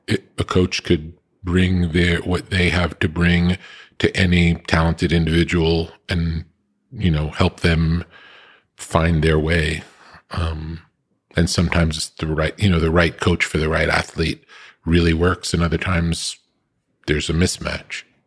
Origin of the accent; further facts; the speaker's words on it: East Coast, United States; also born or lived in New York / California; growing up on the East Coast